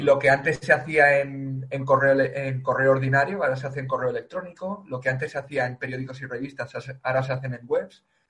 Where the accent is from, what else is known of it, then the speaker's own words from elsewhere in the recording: Valencia, Valencian Community, Spain; yo soy de Valencia